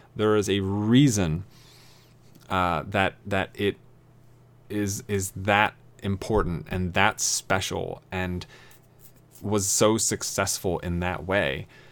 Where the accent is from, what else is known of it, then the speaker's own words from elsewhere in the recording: East Coast, United States; I grew up on the East Coast